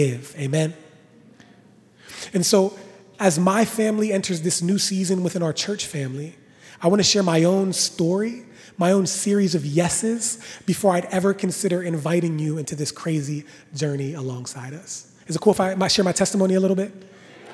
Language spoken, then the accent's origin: English; Washington, Pennsylvania, United States; I was born and raised in Washington, Pennsylvania